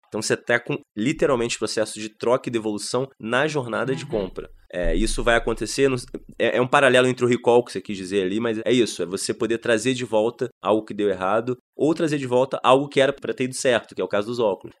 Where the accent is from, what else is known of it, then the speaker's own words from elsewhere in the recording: Rio de Janeiro, Brazil; eu sou do Rio